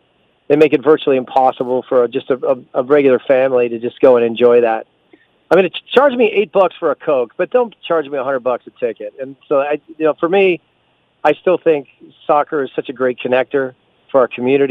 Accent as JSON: {"language": "English", "country": "United States", "said": "as an American stepping onto the field representing a Mexican team"}